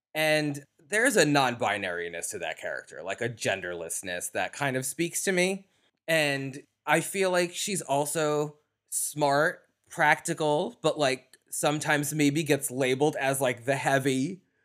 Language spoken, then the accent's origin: English; New York, United States; accent: New York; my New York accent